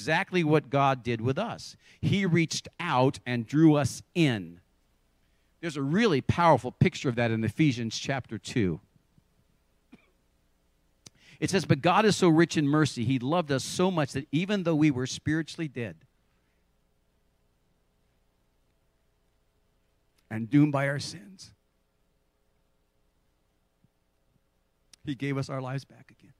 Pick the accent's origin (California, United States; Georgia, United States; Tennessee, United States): California, United States; Santa Cruz; also born or lived in Salinas, California; I grew up in Santa Cruz, and the week before we were to start high school, I was going to go to Santa Cruz High School